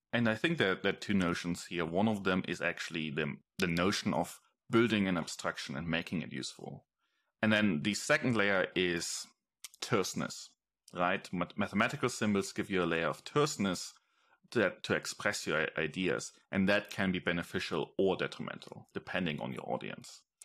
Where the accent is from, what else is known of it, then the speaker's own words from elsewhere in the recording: Germany; moved away as an adult; I grew up in Germany